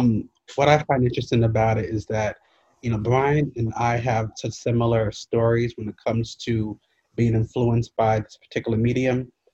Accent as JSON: {"language": "English", "region": "New York", "country": "United States", "moved": "yes", "lives_now": "Virginia, United States", "said": "I'm from New York, but I live in Virginia now."}